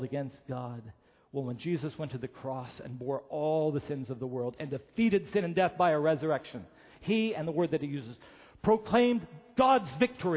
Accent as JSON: {"language": "English", "town": "Beckley", "region": "West Virginia", "country": "United States", "tie": "born or raised there", "moved": "yes", "said": "I grew up in West Virginia."}